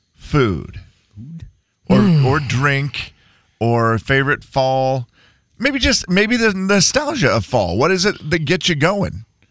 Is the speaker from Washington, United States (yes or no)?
yes; Harrington, Washington, United States; Growing up in Harrington, everybody burnt their leaves.